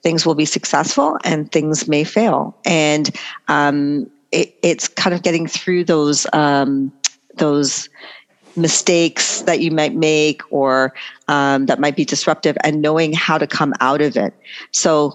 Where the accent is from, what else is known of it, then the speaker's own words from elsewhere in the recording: Toronto, Ontario, Canada; also born or lived in Trinidad; Born Canadian, grew up here, and then I would travel back every summer, and I lived in Trinidad for 2 years